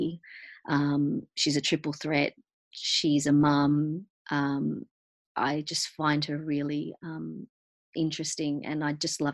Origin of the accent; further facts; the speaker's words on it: Argentina; growing up being South American, myself being Argentinian